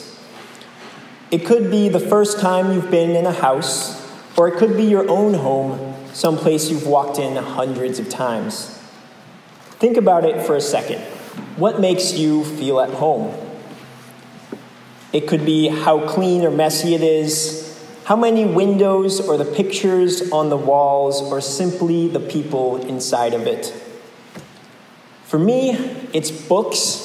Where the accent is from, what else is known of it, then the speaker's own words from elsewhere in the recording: New England, United States; I'm from New England, too.